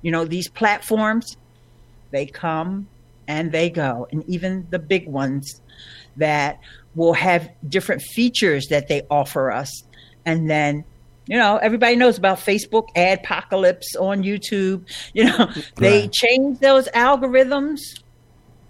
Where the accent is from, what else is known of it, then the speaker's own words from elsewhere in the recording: Philadelphia, Pennsylvania, United States; I've born and raised here in Philadelphia